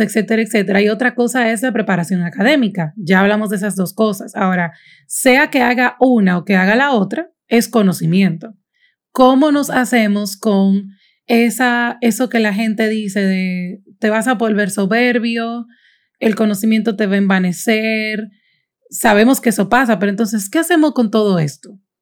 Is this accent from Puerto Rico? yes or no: no; Dominican Republic; soy dominicana, vivo en Santo Domingo